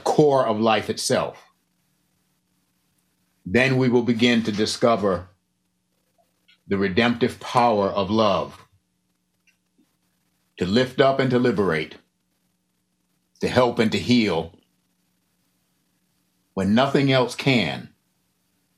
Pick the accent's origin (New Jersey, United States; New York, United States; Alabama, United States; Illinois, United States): New York, United States; Buffalo; also born or lived in the South; now in Southern United States; I live in the South right now, but be that as it may, I grew up in Buffalo